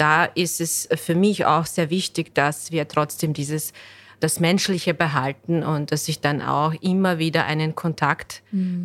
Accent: Bosnia & Herzegovina; German is a second language; now in Vienna, Austria; ich komme ursprünglich aus Bosnien. Ich bin äh, Ende 2003 nach Wien gezogen und ich habe hier Deutsch gelernt

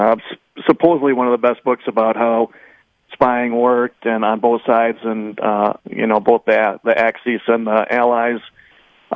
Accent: Madison, Wisconsin, United States; I grew up in Madison on the west side

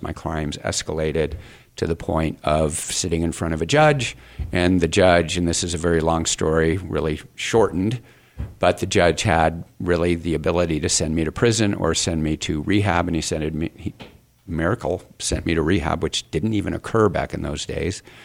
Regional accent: Phoenix, Arizona, United States; I grew up here in Phoenix

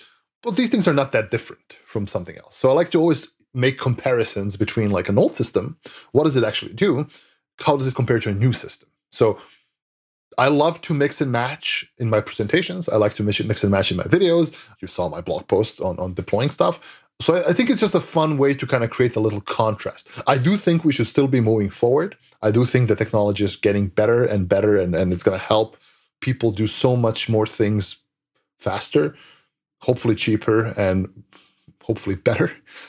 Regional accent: Serbia; English is a second language; Like I grew up in Serbia. Like when I was young in the 90s, I didn't have any of these computers.

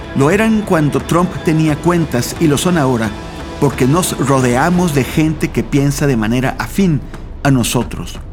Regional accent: Mexico; en mi país, México

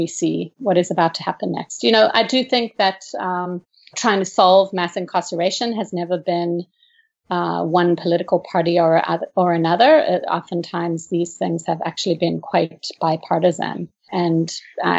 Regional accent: South Africa; moved away; I grew up in South Africa

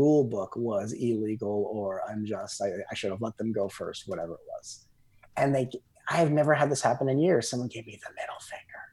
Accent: Southern California, United States; I grew up in Southern California

